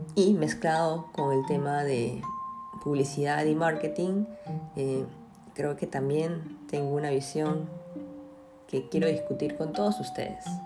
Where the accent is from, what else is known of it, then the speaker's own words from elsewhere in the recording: Peru; en mi país, acá en Perú